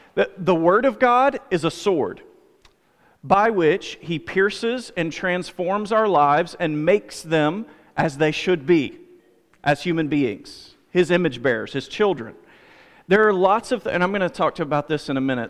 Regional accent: United States; I'm an American

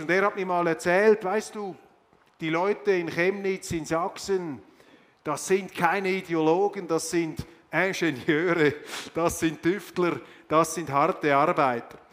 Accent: Switzerland; als Schweizer

